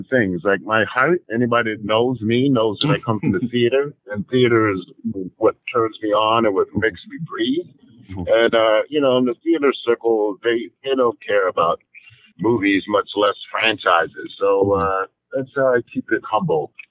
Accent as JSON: {"language": "English", "town": "Hartford", "region": "Connecticut", "country": "United States", "tie": "born or raised there", "said": "8 shows a week in my hometown of Hartford, Connecticut"}